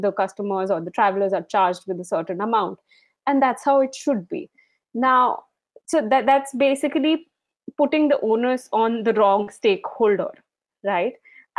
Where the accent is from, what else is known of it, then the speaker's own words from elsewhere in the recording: Darjeeling, West Bengal, India; I'm being from Darjeeling, you know how things have changed over time, and definitely overcrowding is an issue here.